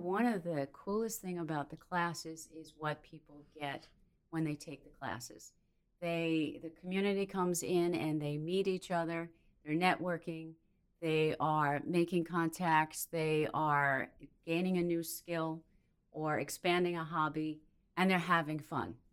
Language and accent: English; Minnesota, United States; moved away as an adult; now in New Bern, United States; So I hail from Minnesota.